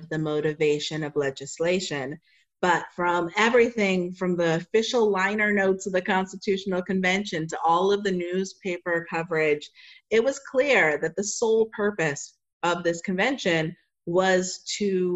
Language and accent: English; Washington, United States; I grew up in Washington State